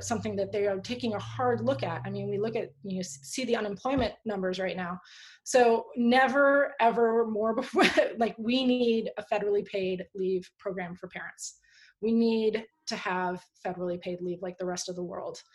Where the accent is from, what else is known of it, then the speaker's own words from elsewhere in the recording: Palo Alto, California, United States; also born or lived in Tahoe; I grew up in Palo Alto in the 70s and 80s